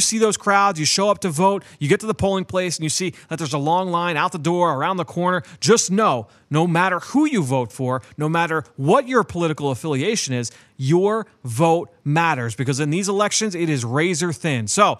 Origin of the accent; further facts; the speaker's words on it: Pennsylvania, United States; Pennsylvania, my home state